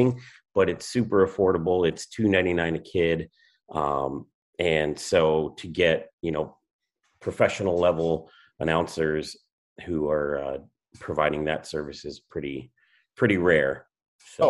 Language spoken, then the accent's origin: English; La Verne, California, United States; also born or lived in Rancho Cucamonga / Upland; I grew up in Laverne, and so kind of on the edge of San Gabriel Valley, and pretty much lived kind of right along the foothills all my life